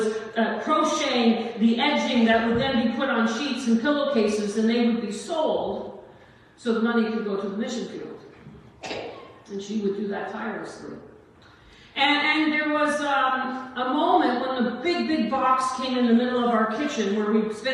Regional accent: Corner Brook, Newfoundland and Labrador, Canada; I'm from Corner Brook, Newfoundland, raised by a single mom.

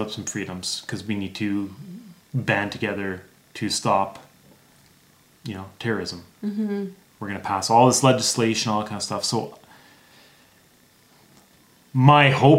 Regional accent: Northern Ontario, Canada; now in Alberta, Canada; I grew up in Northern Ontario, so I actually lived in an area where you had to import the gas, and it was really remote.

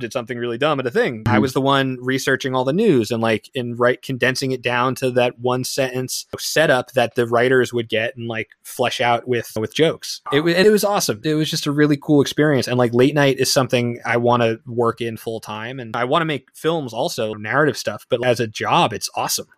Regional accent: East Brunswick, New Jersey, United States; my hometown's the next town over from new brunswick so i'm from east brunswick new jersey

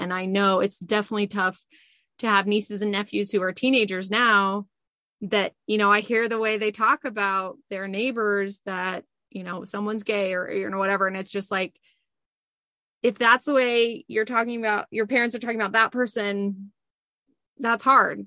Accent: Utah, United States; I grew up in Utah where my whole ecosystem was Mormon and happy Mormon.

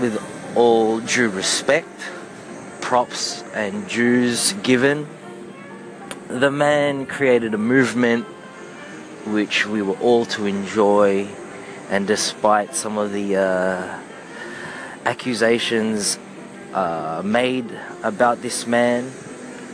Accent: Australia; also born or lived in Philippines (ancestry); I am a Filipino-Australian

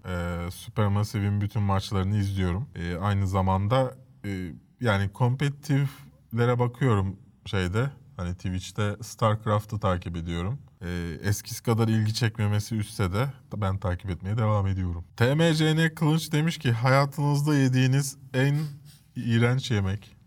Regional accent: Istanbul, Turkey; also born or lived in Cide, Kastamonu (family origin) / Maçka, Trabzon (maternal family origin); üç kuşaktır İstanbul'dayız

